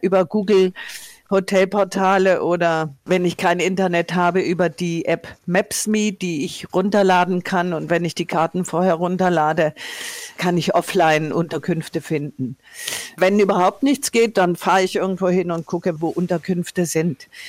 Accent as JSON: {"language": "German", "town": "Tuttlingen", "region": "Baden-Württemberg", "country": "Germany", "tie": "born or raised there", "moved": "yes", "lives_now": "Nordhessen, Germany", "said": "von Tuttlingen, meiner Heimatstadt in ähm, Baden-Württemberg"}